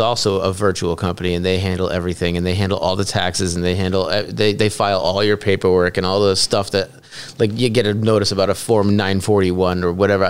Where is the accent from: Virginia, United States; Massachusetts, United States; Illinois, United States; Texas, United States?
Massachusetts, United States; Northborough; moved away; I'm from Northborough, and okay. it, it's still a wonderful little town, but mm-hmm. it's gridlocked with traffic. When I was a kid, there was like one traffic light in the town.